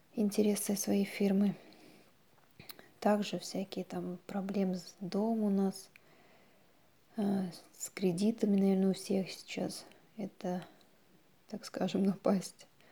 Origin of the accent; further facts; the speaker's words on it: Naberezhnye Chelny, Tatarstan, Russia; я из Набережных Челнов